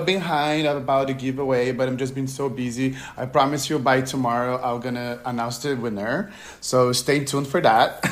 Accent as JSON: {"language": "English", "country": "Brazil", "said": "I'm from Brazil"}